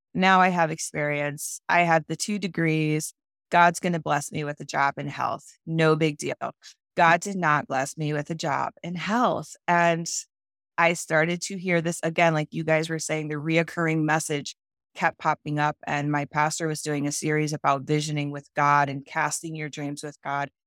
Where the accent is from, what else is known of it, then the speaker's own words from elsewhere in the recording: Cleveland, Ohio, United States; I went back to my hometown, which is Cleveland, Ohio